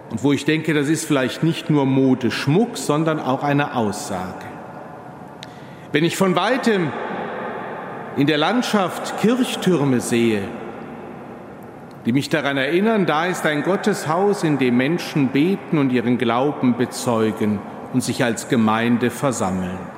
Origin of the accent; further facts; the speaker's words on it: Cologne, North Rhine-Westphalia, Germany; Nicht nur in meiner Heimat, wenn man etwas außerhalb von Köln, dem Rheinland unterwegs ist